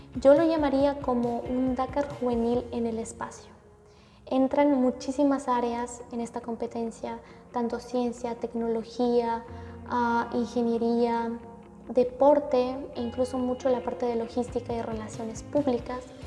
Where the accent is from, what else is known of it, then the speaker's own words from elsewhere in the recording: Bolivia; now in New York, United States; como primera boliviana